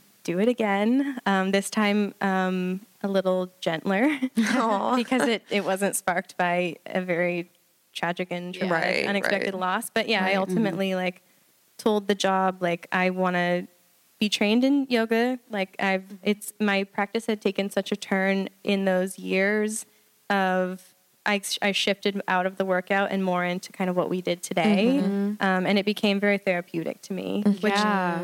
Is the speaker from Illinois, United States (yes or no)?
no; Kansas City, Missouri, United States; moved away as an adult; also born or lived in Nashville, Tennessee / St. Louis, Missouri; I'm from Kansas City, Missouri